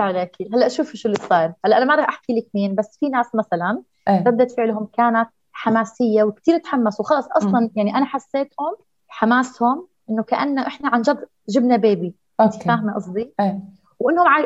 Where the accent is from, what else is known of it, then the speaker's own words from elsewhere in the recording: Jordan; عندنا في الأردن